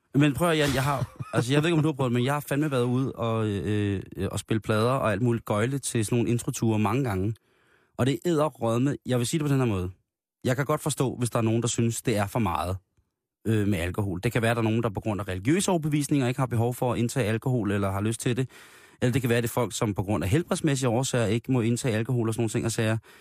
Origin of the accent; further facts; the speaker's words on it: Denmark; der er vi jo af danskere et så genert folkefærd